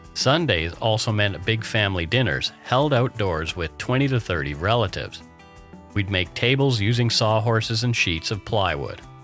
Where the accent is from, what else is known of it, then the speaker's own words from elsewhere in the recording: Canada; We are ordinary Canadian schmucks